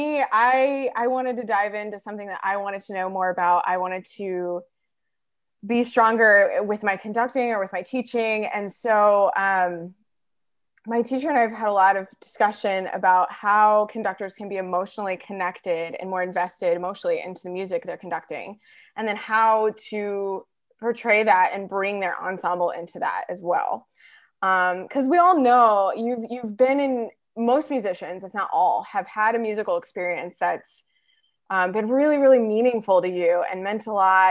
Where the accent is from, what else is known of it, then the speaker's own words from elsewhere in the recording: Atlanta, Georgia, United States; also born or lived in Texas / Boulder, Colorado; I'm originally from Texas, but grew up in the Atlanta area